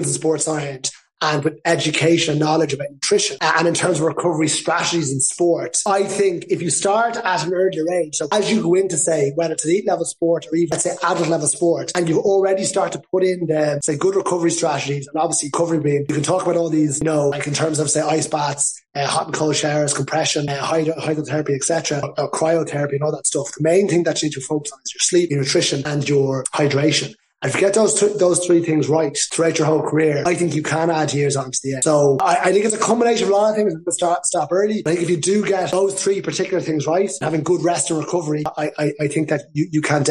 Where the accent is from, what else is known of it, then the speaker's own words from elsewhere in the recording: Dublin, Leinster, Ireland; now in Palma de Mallorca, Spain; I'm from Dublin, Ireland, and I'm currently based in Palma de Mallorca